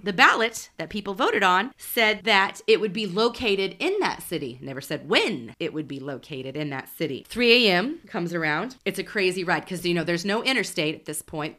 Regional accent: Oklahoma City, Oklahoma, United States; I grew up in Oklahoma City, so when I went to college at Oklahoma State

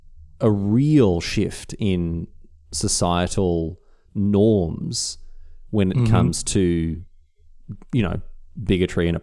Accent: Australia; as an Australian

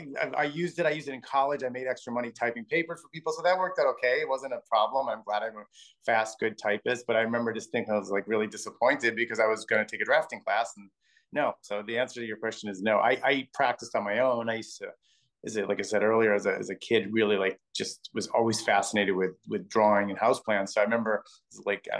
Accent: Milwaukee, Wisconsin, United States; born or raised there; now in New York City, United States

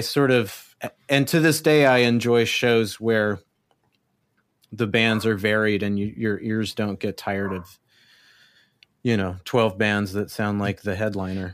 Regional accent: El Paso, Texas, United States; moved away as an adult; I was born in El Paso, Texas. Um, and I grew up there, I guess you could say. I lived there till I was, uh, just after my eighteenth birthday

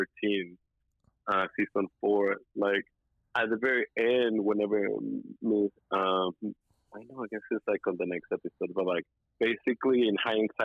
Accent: Texas, United States; growing up in Texas

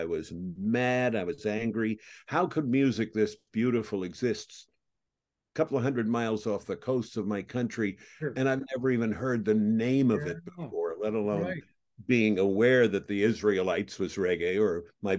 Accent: New York City, New York, United States; I grew up in New York

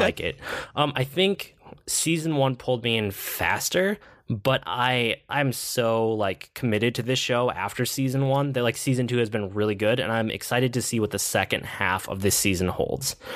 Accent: United States; I'm an American.

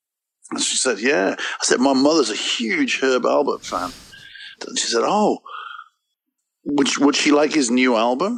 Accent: Wales, United Kingdom; moved away as an adult; also born or lived in England; now in Chicago, United States; I come from Wales

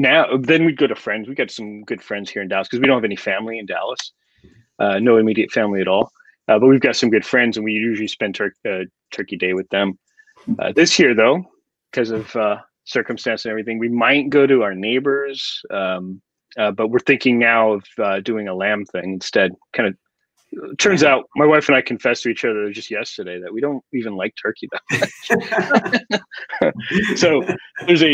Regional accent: Canada; moved away as an adult; now in United States; our Thanksgiving is just dinner with our immediate family on a Monday

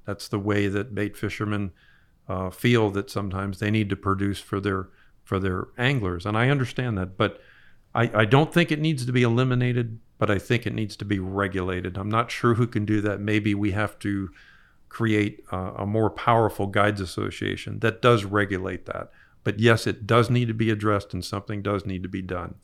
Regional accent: Broward County, Florida, United States; we grew up in Broward County

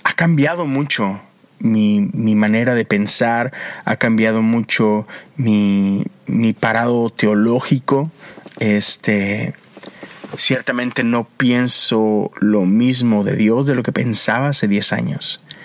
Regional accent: Monterrey, Nuevo León, Mexico; moved away as an adult; now in United States; Yo soy de Monterrey, crecí allá

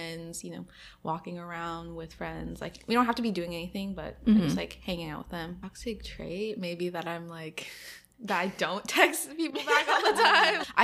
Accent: Idaho, United States; moved away as an adult; also born or lived in Seattle; now in New York, United States; I grew up in Idaho like my whole life

